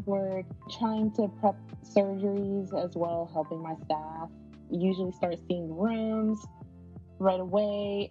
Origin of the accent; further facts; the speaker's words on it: Kenner, Louisiana, United States; now in Las Vegas, United States; I'm from Kendall, Louisiana. It's a part of the Greater New Orleans area